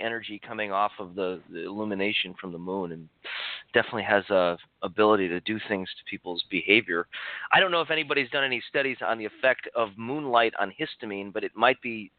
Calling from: Santa Cruz, California, United States; I'm in Santa Cruz, California.

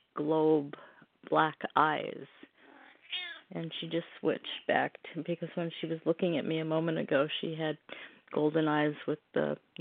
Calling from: Oregon, United States

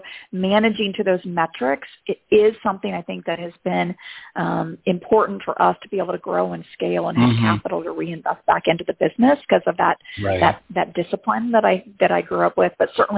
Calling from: Chicago, Illinois, United States; Chicagoland area, where we are co-located in Chicago

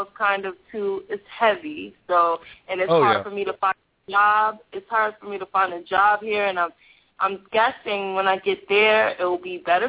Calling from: Los Angeles, California, United States; I'm calling from Los Angeles.

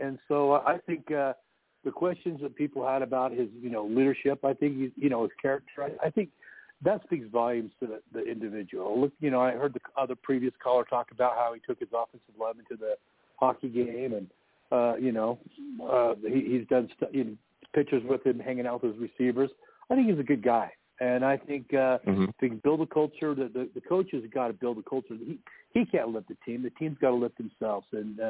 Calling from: Utah, United States; Hey, Joe. This is …. I talked to you before. I'm from Utah.

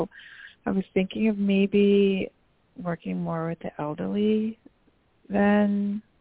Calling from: New York, United States; …, and … from New York.

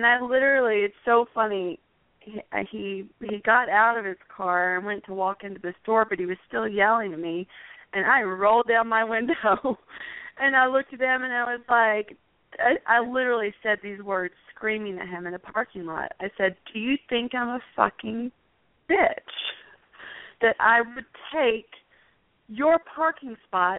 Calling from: Phoenix, Arizona, United States; I'm calling from Phoenix, Arizona.

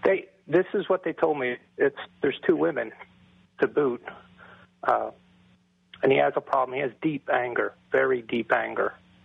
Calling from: Philadelphia, Pennsylvania, United States

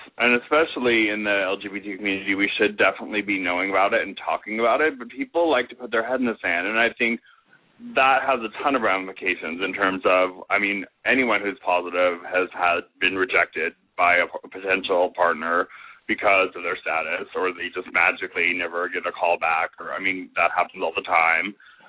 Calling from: St. Louis, Missouri, United States; Hey, Robert. … from St. Louis.

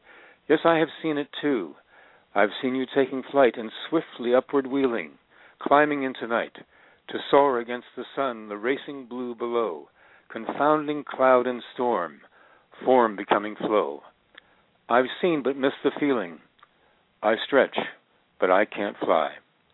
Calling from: Northridge, California, United States

